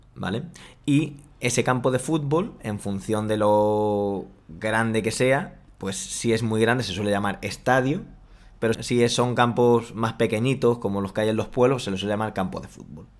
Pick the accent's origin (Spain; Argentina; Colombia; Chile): Spain; aquí en España